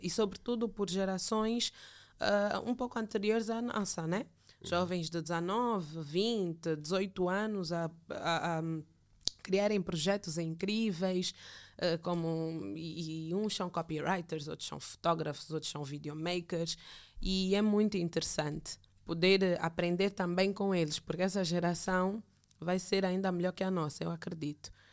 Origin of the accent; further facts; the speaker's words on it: Angola; moved away as an adult; also born or lived in Brazil; voltaria para o meu país para dar o meu contributo como angolana